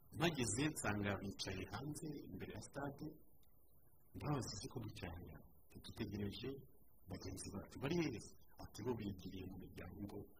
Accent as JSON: {"language": "Kinyarwanda", "country": "Rwanda", "said": "umuco wacu nk'abanyarwanda"}